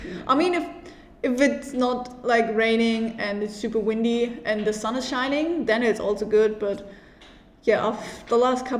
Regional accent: Germany; moved away as an adult; now in Malta; And we're both from Germany and we are currently visiting students in Malta. I'm 24 years old.

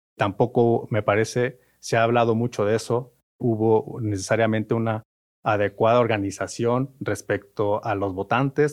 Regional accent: Mexico; como sociedad mexicana

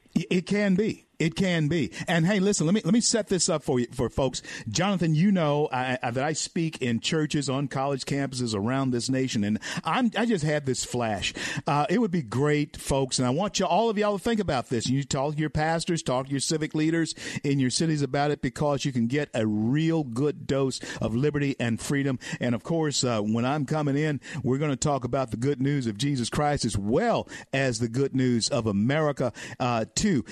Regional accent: Louisiana, United States; I'm from Louisiana

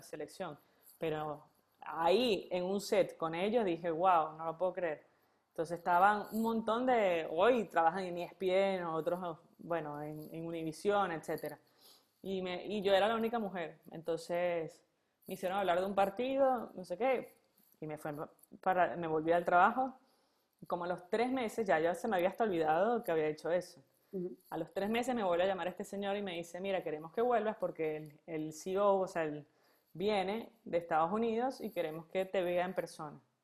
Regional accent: Venezuela; moved away as an adult; now in Argentina; extraño a la Venezuela donde yo nací

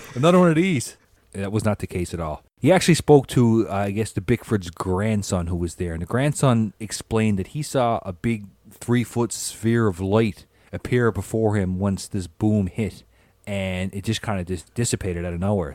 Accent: Newfoundland and Labrador, Canada; growing up in Newfoundland, you know, in the 80s

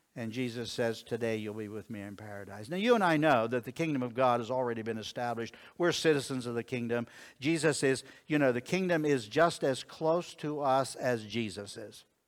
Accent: Connellsville, Pennsylvania, United States; I was born in Connellsville, Pennsylvania

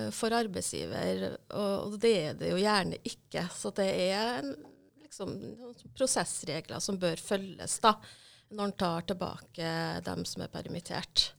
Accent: Hitra, Trøndelag, Norway; jeg er trønder fra Hitra. I tidligere Sør-Trøndelag, nå Trøndelag

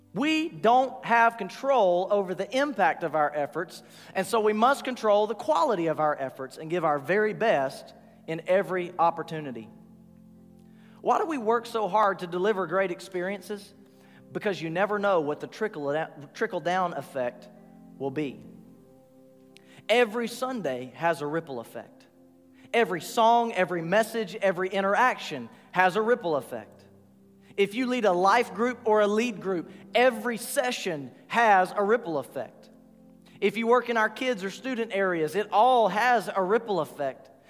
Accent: Rossville, Georgia, United States; I'm from Rossville, Georgia.

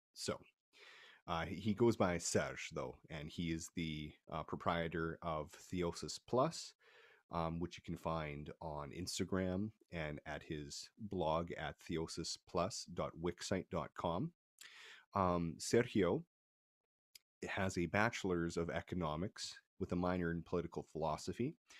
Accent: Canada; I'm from Canada

